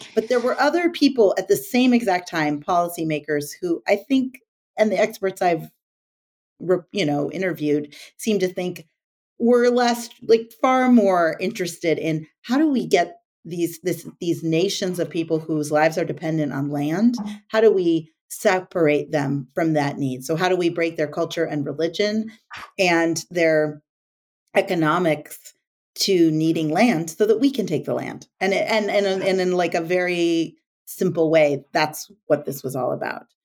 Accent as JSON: {"language": "English", "area": "the Northwest", "region": "Pacific Northwest", "country": "United States", "tie": "born or raised there", "said": "I grew up in the Northwest"}